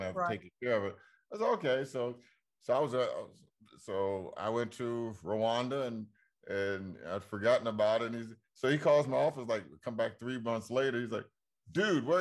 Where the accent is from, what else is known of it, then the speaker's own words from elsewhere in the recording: Washington, District of Columbia, United States; my hometown of D.C.